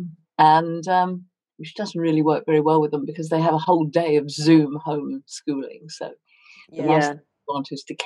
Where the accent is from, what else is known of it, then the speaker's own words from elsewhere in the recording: London, United Kingdom; moved away as an adult; also born or lived in Hertfordshire / Long Island, New York / Oxford; now in New Forest, United Kingdom; I grew up in Hertfordshire till I was 5 and the war ended, then moved to Hampstead, which was the family home, and have more or less lived in Hampstead ever since